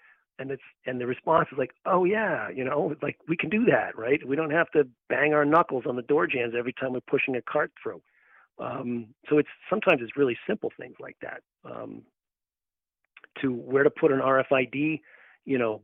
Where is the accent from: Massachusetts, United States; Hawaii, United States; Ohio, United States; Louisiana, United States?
Massachusetts, United States; my home state